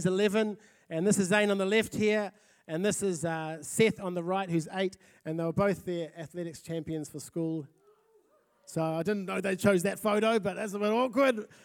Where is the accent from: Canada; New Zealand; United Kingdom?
New Zealand; South Auckland, Auckland; now in Napier, New Zealand; I'm originally from South Auckland, and uh, we've been in Napier for three years.